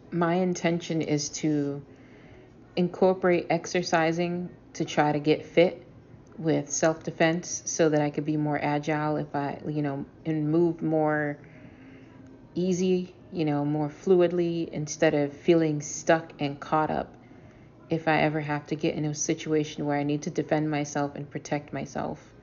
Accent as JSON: {"language": "English", "town": "Boston", "region": "Massachusetts", "country": "United States", "said": "I am a storyteller from Boston."}